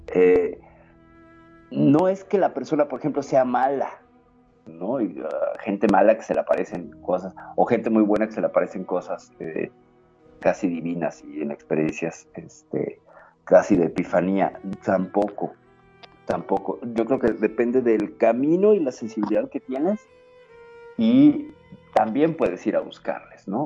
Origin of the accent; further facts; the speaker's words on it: Mexico; aquí en mi país